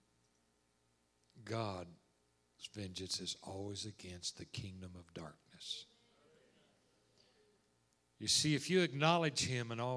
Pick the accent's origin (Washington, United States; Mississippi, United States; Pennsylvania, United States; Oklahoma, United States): Oklahoma, United States; moved away as an adult; now in Texas, United States; I was born and raised in Oklahoma, and lived in Texas the last 26 years